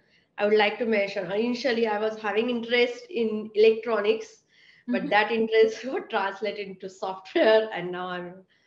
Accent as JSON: {"language": "English", "country": "India", "tie": "born or raised there", "moved": "as an adult", "lives_now": "United States", "said": "So when I was in India, I was working for 6 years in tech"}